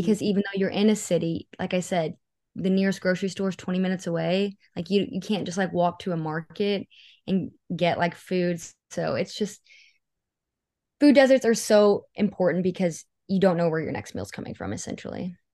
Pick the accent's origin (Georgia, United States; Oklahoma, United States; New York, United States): Oklahoma, United States; Seminole County; I grew up in Seminole County, and it's a very, like, poverty-driven part of the state.